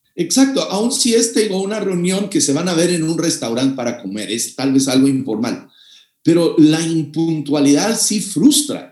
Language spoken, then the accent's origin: Spanish; Mexico; Yo soy mexicano, mexicano de corazón